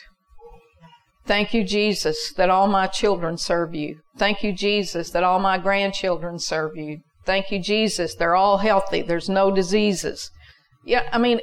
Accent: United States; I'm an American

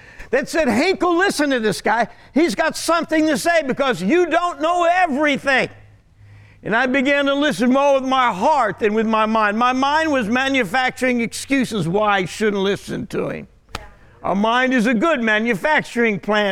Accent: Jersey Shore, New Jersey, United States; moved away; also born or lived in Garden City, Kansas / Great Bend, Kansas; I'm actually from the Jersey Shore, born and raised there.

